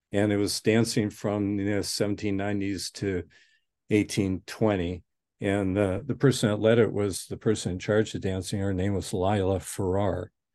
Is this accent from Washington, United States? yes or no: yes; Spokane, Washington, United States; also born or lived in Newton, Massachusetts; I was born and raised in Spokane